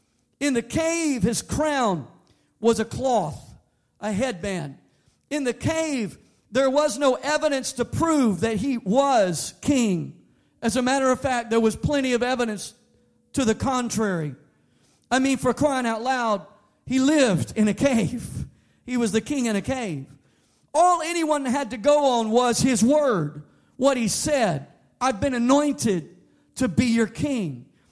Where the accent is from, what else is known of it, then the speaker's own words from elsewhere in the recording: Bayou country, Louisiana, United States; I come from Bayou country.